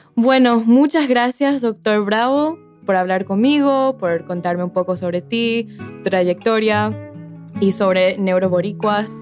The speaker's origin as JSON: {"language": "Spanish", "country": "Paraguay", "said": "En mi país, Paraguay"}